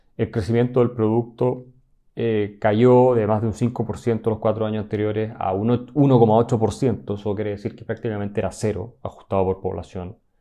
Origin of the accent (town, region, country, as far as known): Chile